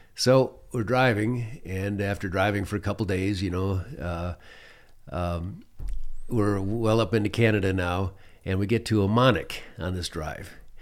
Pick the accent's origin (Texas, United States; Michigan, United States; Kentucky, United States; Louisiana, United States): Michigan, United States; moved away as an adult; also born or lived in Phoenix, Arizona / New Mexico / Alaska; for a young man growing up in Michigan